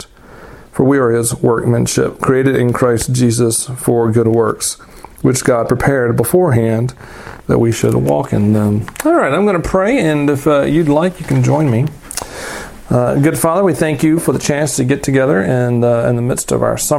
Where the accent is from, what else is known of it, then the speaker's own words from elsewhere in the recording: the South, United States; I grew up in the South and in rural places